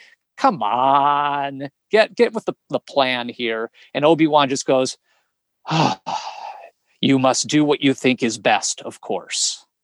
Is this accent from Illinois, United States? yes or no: yes; Chicago, Illinois, United States; born there; I was born in Chicago, Illinois, and moved about 11 times before I was 21 years old.